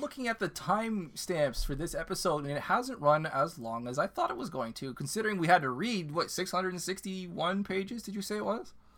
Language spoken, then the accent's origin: English; Canada; My second language is French